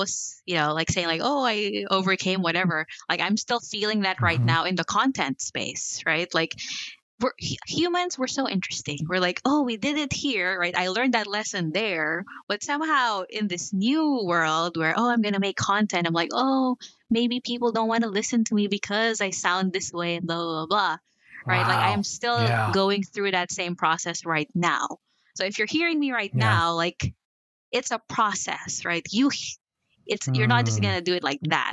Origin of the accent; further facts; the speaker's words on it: Philippines; moved away as an adult; also born or lived in New Zealand; now in United States; I was born in the Philippines, moved to New Zealand, and I'm here.